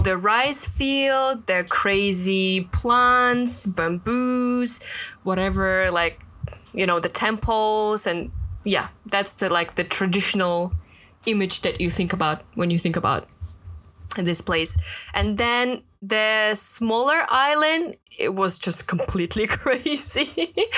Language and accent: English; Russia; now in Hong Kong; I'm from Russia.